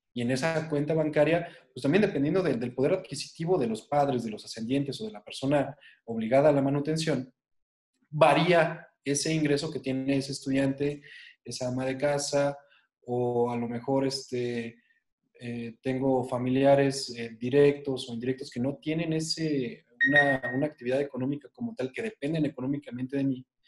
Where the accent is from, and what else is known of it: Mexico